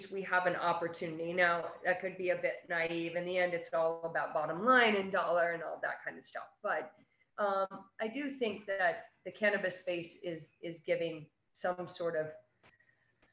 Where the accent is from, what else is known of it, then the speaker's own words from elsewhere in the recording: New York, United States; being a New Yorker